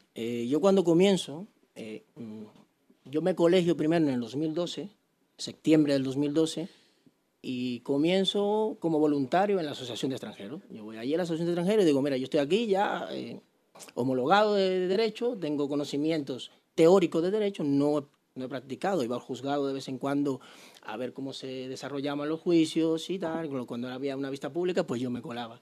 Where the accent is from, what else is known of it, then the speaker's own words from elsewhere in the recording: Santo Domingo Oeste, Distrito Nacional, Dominican Republic; moved away; soy de Santo Domingo, yo me crié ahí en Enriquillo de Herrera